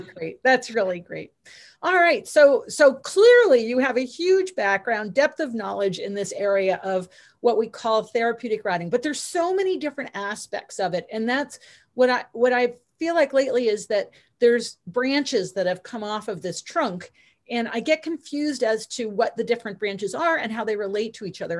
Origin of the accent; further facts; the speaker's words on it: Stamford, Connecticut, United States; also born or lived in New Hampshire; I'm from Connecticut. I'm from Stamford, Connecticut